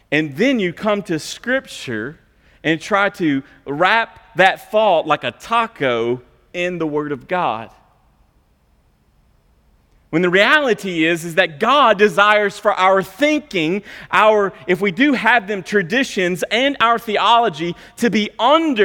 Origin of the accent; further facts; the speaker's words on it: United States; I'm American.